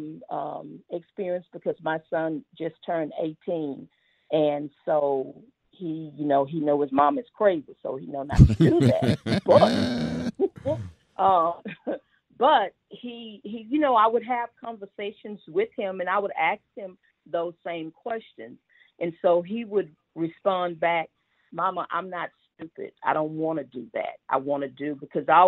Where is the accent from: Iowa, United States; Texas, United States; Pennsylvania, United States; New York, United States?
Texas, United States; Houston; I grew up, so I was born in Fifth Ward on Coke Street